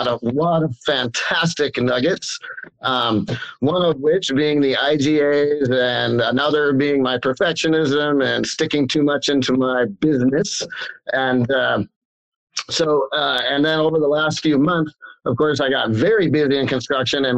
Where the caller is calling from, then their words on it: Roseville, California, United States; I'm calling in from Roseville, California